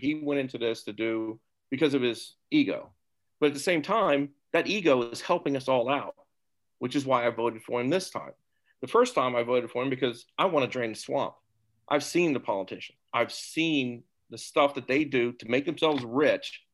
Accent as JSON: {"language": "English", "town": "Topeka", "region": "Kansas", "country": "United States", "tie": "born or raised there", "also_born_or_lived": "New Jersey", "moved": "as an adult", "lives_now": "Philadelphia area, United States", "said": "born and raised in Topeka, Kansas"}